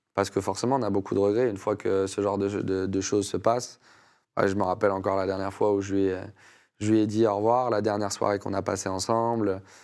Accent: France; responsabilité aussi que j'avais en tant que Français

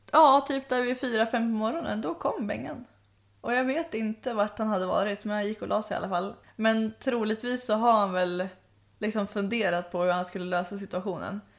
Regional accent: Sweden; hur visste du att jag var svensk? Alltså jag ville bara ta typ strypgrepp på honom bara, hur visste du att jag var svensk?

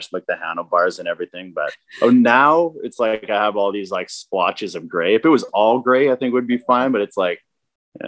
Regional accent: Weyburn, Saskatchewan, Canada; I'm from Weyburn, Saskatchewan

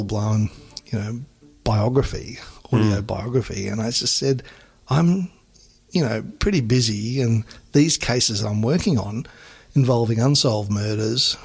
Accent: Queensland, Australia; accent: slow drawl; as a Queenslander, I've got a bit of a slow drawl

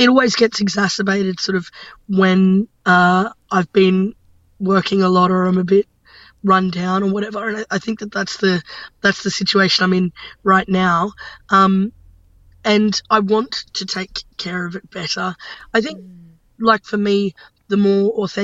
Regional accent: Brisbane, Queensland, Australia; I'm from Brisbane

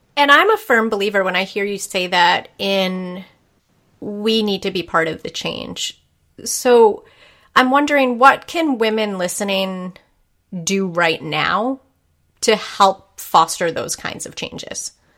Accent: New England, United States; growing up in Puritan New England

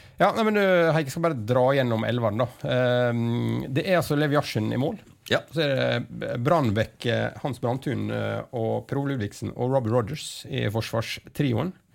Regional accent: Ulsteinvik, Møre og Romsdal, Norway; jeg er fra Ulsteinvik sjøl

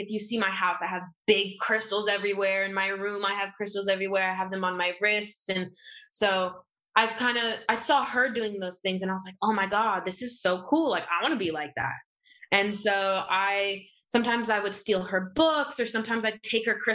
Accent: Los Angeles, California, United States; also born or lived in Inglewood / Santa Monica; I was born here in LA.

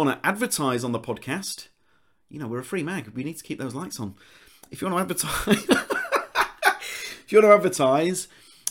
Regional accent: Leeds, Yorkshire and the Humber, United Kingdom; accent: Leeds; my Leeds accent

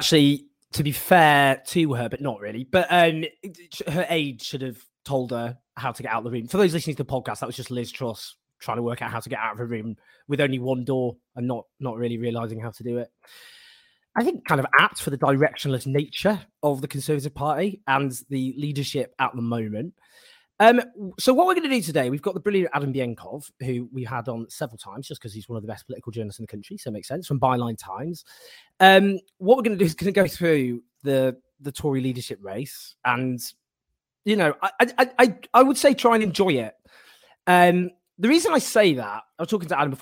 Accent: Stockport, North West England, United Kingdom; I'm from Stockport

